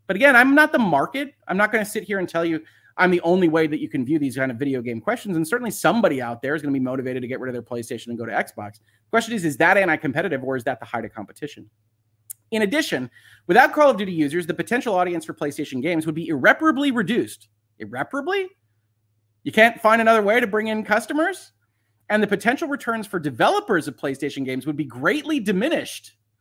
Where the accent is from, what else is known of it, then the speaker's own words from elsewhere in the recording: United States; That would be my hometown, the United States.